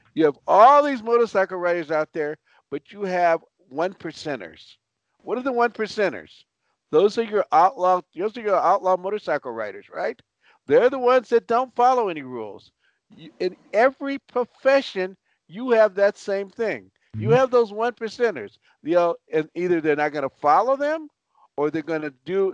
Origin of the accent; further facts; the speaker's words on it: Los Angeles, California, United States; also born or lived in Chicago; I was born in Chicago, raised in Los Angeles.